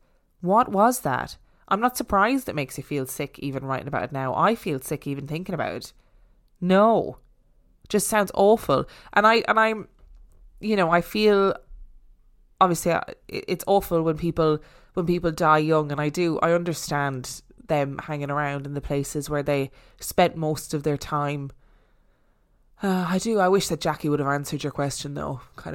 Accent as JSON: {"language": "English", "town": "Inverness", "region": "Scotland", "country": "United Kingdom", "said": "I'm originally from Inverness in the Highlands of Scotland, and this is close to Loch Ness, famous for the notorious monster."}